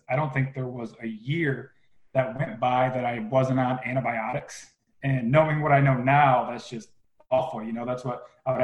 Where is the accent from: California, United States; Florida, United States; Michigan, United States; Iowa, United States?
Michigan, United States; Flint; I was born in Flint, Michigan